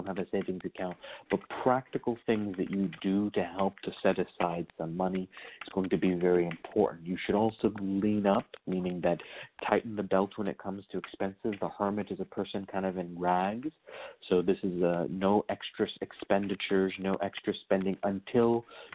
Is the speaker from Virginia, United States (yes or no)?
yes; Virginia, United States; I was raised in the Hoodoo tradition in Virginia